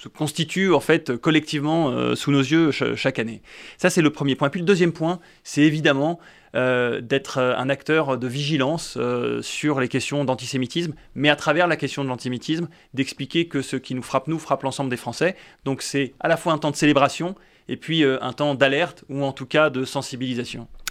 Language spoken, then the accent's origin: French; France; nous sommes des Français